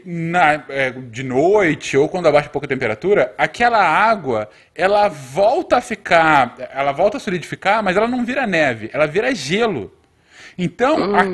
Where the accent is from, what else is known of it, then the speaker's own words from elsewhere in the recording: Brazil; now in Winnipeg, Canada; eu brasileiro